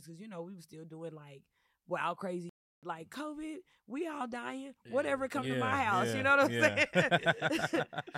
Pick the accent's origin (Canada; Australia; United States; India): United States; Dallas, Texas; moved away as an adult; now in Los Angeles, United States; I'm from Dallas, Texas originally. I moved to L.A. In 2014 as a singer-songwriter